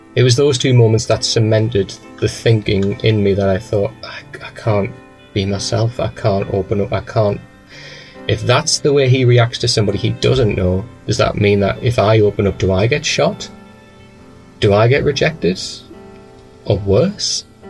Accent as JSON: {"language": "English", "town": "Newcastle upon Tyne", "region": "North East England", "country": "United Kingdom", "also_born_or_lived": "Manchester", "said": "I'm from a place called Newcastle"}